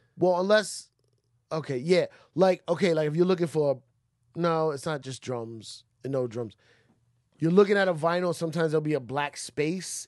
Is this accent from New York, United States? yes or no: yes; New York, United States; as a New Yorker